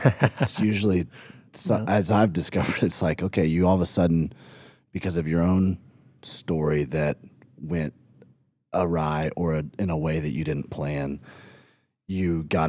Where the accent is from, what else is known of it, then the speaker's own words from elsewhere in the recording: Tuscaloosa, Alabama, United States; And I grew up in Alabama, and so Tuscaloosa, Alabama is where I graduated high school in Tuscaloosa.